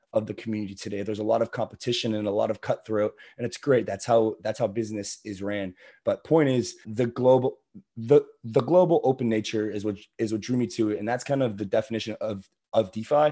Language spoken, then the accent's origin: English; Florida, United States; I'm originally from Florida